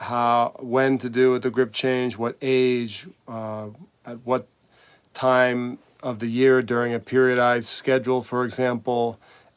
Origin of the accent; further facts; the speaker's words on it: United States; also born or lived in Spain; As an American coach